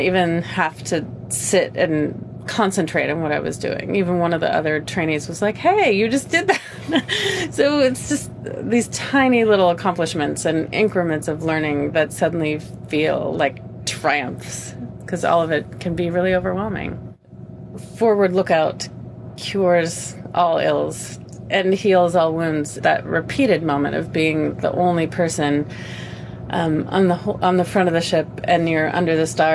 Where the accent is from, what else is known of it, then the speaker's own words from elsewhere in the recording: Seattle, Washington, United States; I come from Seattle, Washington in the U.S.